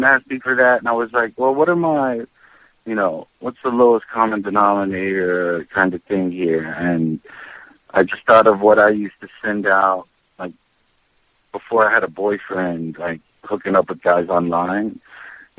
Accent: Charleston, West Virginia, United States; now in New York City, United States; I was raised in West Virginia

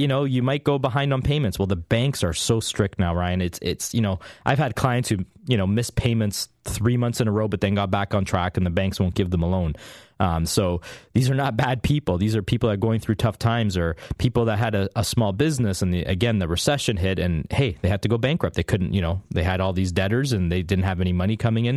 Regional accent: Canada

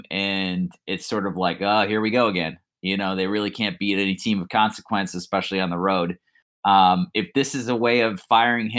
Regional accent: New Jersey, United States; growing up in New Jersey

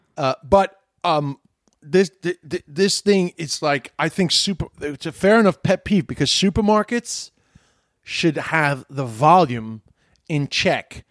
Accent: United States; I'm an American

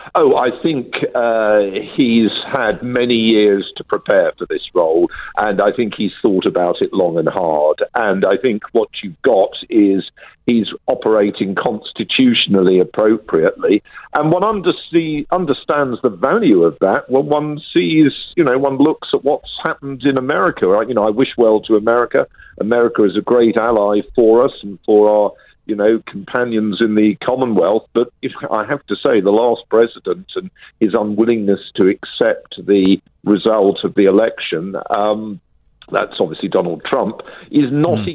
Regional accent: United Kingdom; I'm a Brit

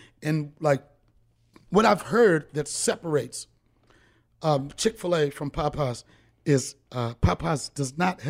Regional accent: Washington, District of Columbia, United States; also born or lived in Alexandria, Virginia; I grew up in D.C. Alexandria. We call it the DMV, District, Maryland, and Virginia. That whole area. That's where I grew up.

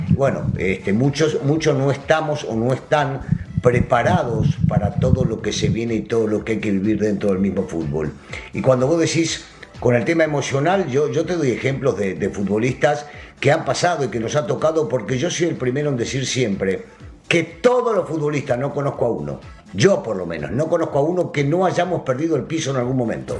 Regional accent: Argentina; now in Mexico; yo soy argentino, no soy mexicano

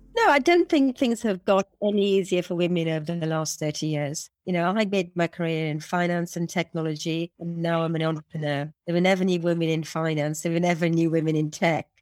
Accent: Wales, United Kingdom; I'm a Welsh woman that's five foot tall.

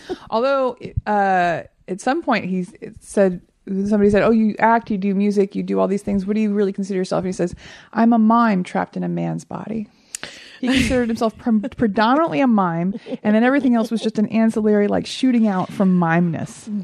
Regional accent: Texas, United States; also born or lived in Oklahoma; I'm from Texas

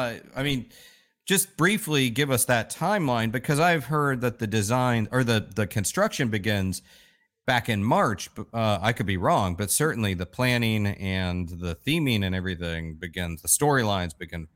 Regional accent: Orlando, Florida, United States; the fact that I grew up in Orlando

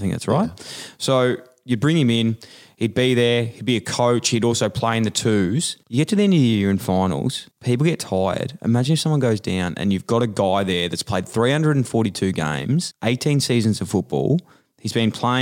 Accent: Ballarat, Victoria, Australia; I'm from Ballarat.

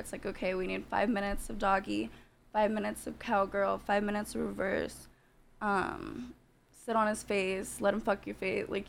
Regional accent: Santa Monica, California, United States; I grew up here my whole life. I was born in Santa Monica

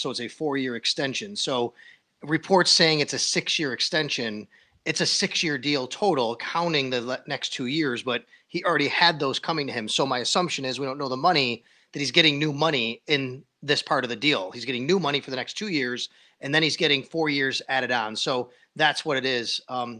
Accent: Buffalo, New York, United States; I grew up here in Buffalo

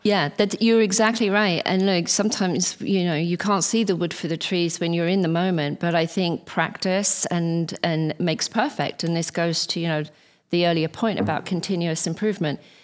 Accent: England, United Kingdom; as an English person

